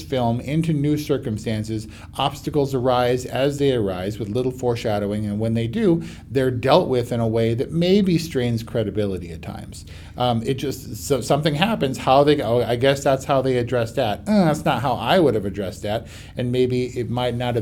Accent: United States; I'm not a Korean, I'm an American.

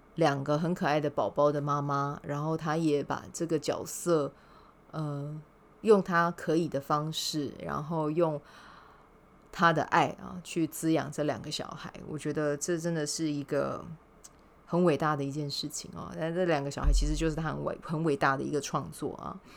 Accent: Kaohsiung, Taiwan; now in Taipei, Taiwan; 我们是在高雄长大的，一起长大的

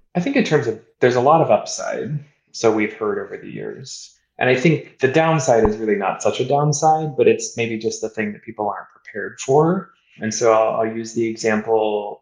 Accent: Kansas City, United States; moved away as an adult; also born or lived in Boston / New York; I, grew up in Kansas City. I grew up in the Midwest, eating barbecue, steak, and fast food

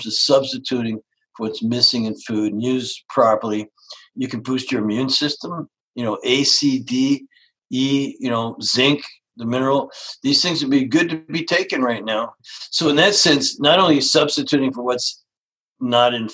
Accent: Canada; moved away; I grew up actually in Canada

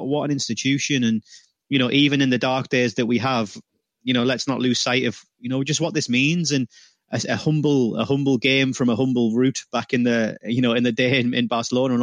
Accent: United Kingdom; I'm British

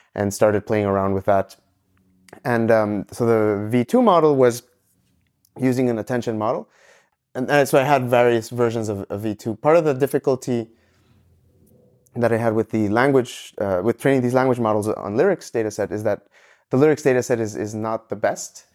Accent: Ecuador; moved away as an adult; also born or lived in Montreal, Canada; originally I'm from Ecuador, uh, and I moved to Canada after high school

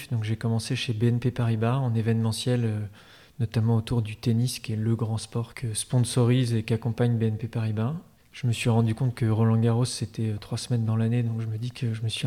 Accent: Paris, Île-de-France, France; also born or lived in Normandy; now in Nantes, France; Moi, j'ai grandi euh, à Paris, puis en Normandie.

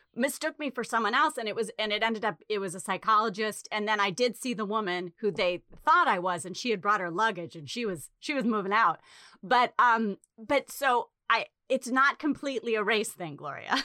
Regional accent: New England, United States; moved away; also born or lived in Chicago / Los Angeles; growing up in New England

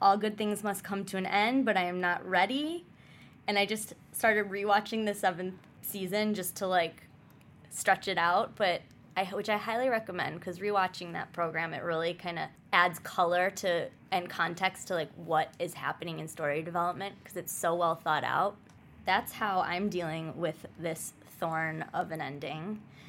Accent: Midwest, United States; It was like, I'm a tourist from the Midwest and I'm here to, like, experience the situation.

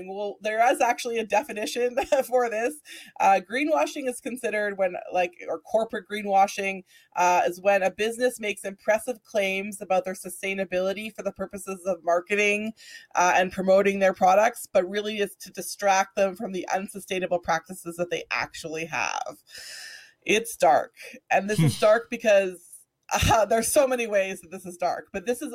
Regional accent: Alberta, Canada; Liam, is someone that I grew up with here in Alberta

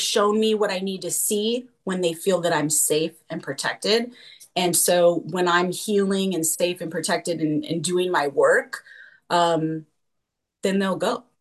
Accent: California, United States; moved away as an adult; also born or lived in Utah; I was raised in California, but we decided to move to Utah

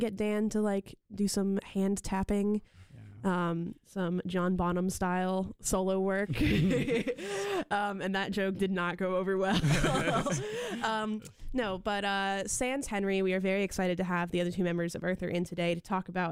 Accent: Ottawa, Ontario, Canada; now in Raleigh, United States; That's where I'm from

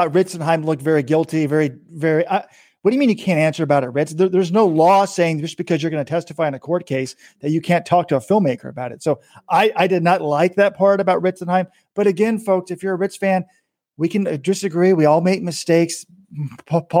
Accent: United States; I'm an American

